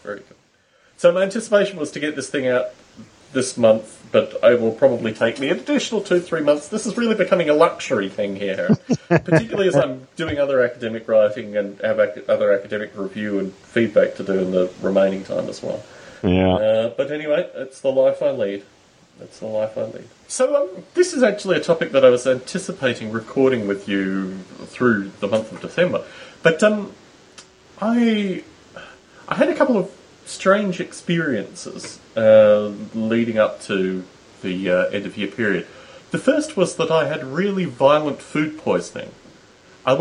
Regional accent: Australia; moved away; the reason that I left Australia, was the whole notion that I was in Australia writing as an Australian

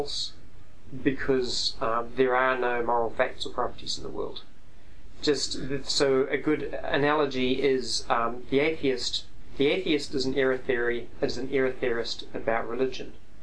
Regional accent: New Zealand; I'm a New Zealander

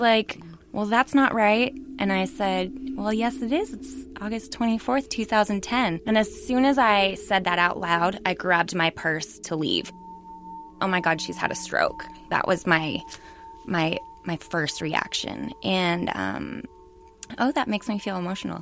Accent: Nevada, California, United States; now in San Francisco, United States; I was raised in Nevada in the house

